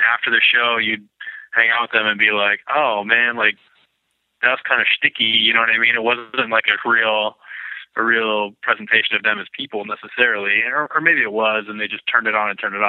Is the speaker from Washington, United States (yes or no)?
yes; Lakewood, Washington, United States; born or raised there